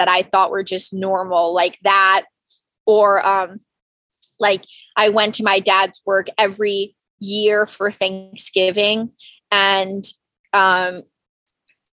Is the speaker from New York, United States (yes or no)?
yes; Westchester County, New York, United States; Born and raised in New York.